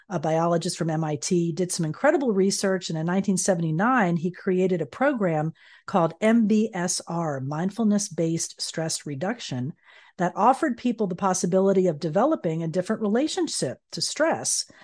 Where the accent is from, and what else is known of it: Florida, United States; born or raised there; moved away